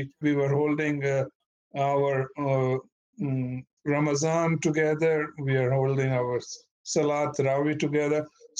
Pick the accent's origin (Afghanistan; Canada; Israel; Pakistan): Pakistan; moved away as an adult; now in United States; Back home in Indo-Pakistan, mostly I came from Pakistan